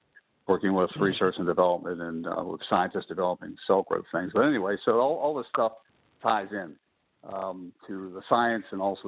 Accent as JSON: {"language": "English", "town": "Pittsburgh", "region": "Pennsylvania", "country": "United States", "tie": "born or raised there", "said": "I'm from Pittsburgh, obviously. I'm a native of Pittsburgh and grew up on the north side and went to the city schools in Pittsburgh"}